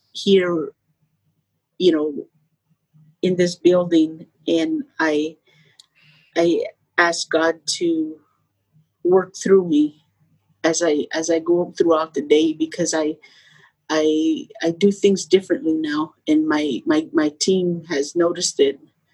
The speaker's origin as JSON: {"language": "English", "region": "Arizona", "country": "United States", "tie": "born or raised there", "also_born_or_lived": "Phoenix, Arizona", "moved": "as an adult", "lives_now": "San Diego, United States", "said": "I was born and raised in Arizona, and I never moved out."}